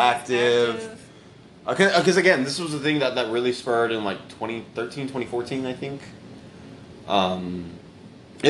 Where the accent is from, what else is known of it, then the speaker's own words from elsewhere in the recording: Texas, United States; also born or lived in California; I'm from Cali and I was raised in Texas